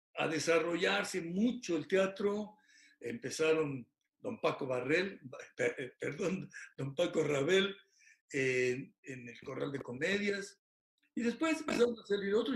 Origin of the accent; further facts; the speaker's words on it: Hidalgo, Mexico; moved away as an adult; also born or lived in Tula / Pachuca; now in Querétaro, Mexico; yo soy originario del estado de Hidalgo, tengo en Querétaro ya muchos años, ya soy queretano, tenemos más de 40 años en esta hermosa ciudad